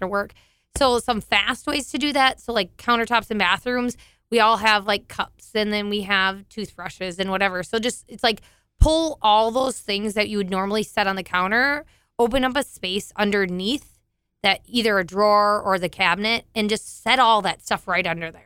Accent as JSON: {"language": "English", "area": "southeast of Alexandria", "region": "Minnesota", "country": "United States", "tie": "born or raised there", "said": "I grew up on a dairy farm in southern, or, like, sou-, southeast of Alexandria"}